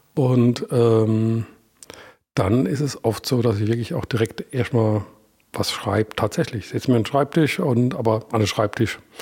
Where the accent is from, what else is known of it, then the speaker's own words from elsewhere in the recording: Iggelheim, Rhineland-Palatinate, Germany; accent: Palatine; first language Palatine German; ich bin ja aus Iglem